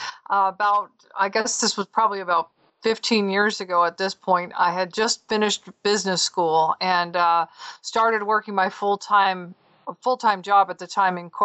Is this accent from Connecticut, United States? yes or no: no; Southern California, United States; moved away as an adult; also born or lived in Southeastern United States / North Carolina; I'm actually from Southern California